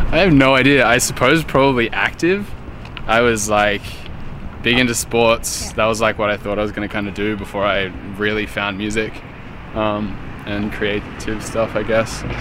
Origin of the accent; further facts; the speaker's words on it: Bundaberg, Queensland, Australia; moved away; Bundaberg. Yeah, yeah, I was born in born in Bundaberg.